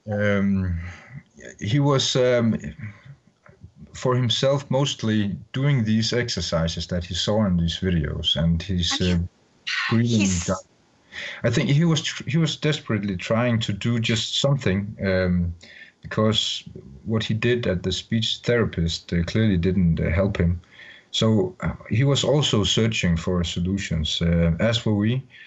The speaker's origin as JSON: {"language": "English", "country": "Denmark", "second_language": "English", "said": "I'm from Denmark"}